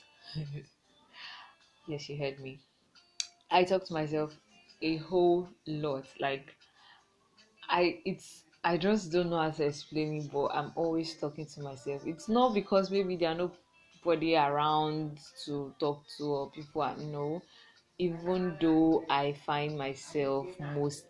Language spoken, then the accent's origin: English; Lagos, Nigeria; I was born in Lagos and I stayed there for like 11 years before I left